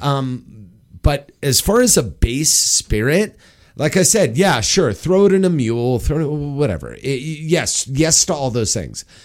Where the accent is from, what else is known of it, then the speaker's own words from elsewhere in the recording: Los Angeles, California, United States; my hometown, Hollywood Bowl